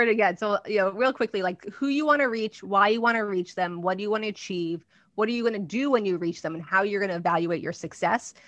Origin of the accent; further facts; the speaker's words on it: New Jersey, United States; I'm from Jersey